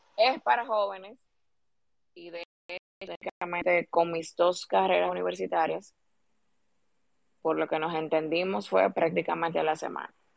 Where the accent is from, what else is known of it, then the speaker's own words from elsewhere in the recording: Dominican Republic; nosotros como ciudadanos dominicanos